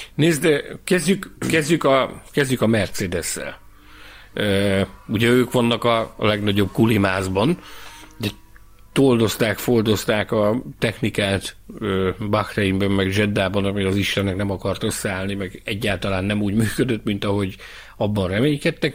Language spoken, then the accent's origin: Hungarian; Hungary; én Magyarországról jöttem